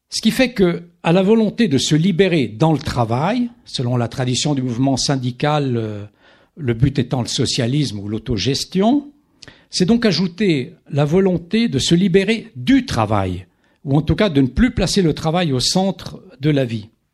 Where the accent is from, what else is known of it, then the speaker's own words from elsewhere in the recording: Italian-speaking Switzerland, Switzerland; je viens de, de Suisse italienne